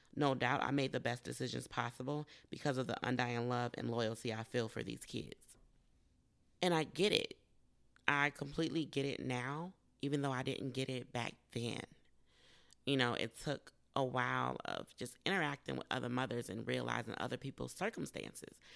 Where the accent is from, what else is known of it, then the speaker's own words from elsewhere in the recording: United States; I'm African American